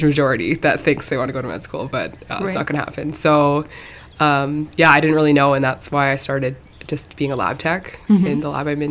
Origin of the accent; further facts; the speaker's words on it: Mill Bay, British Columbia, Canada; also born or lived in Cowichan Bay, Canada; now in Shawnigan Lake, Canada; I'm actually from Up Island a little bit